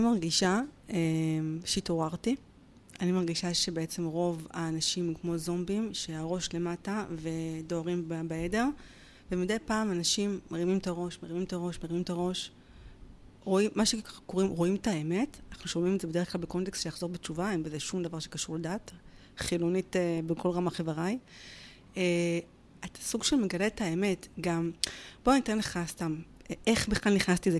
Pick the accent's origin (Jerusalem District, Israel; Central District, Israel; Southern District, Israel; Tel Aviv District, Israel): Central District, Israel; Petah Tikva; אני גרה בפתח תקווה, נולדתי בפתח לא תקווה וגדלתי בה